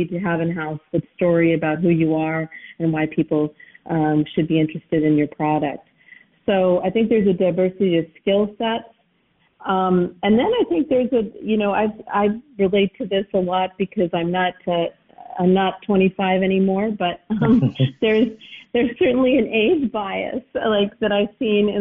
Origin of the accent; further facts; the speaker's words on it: United States; as an American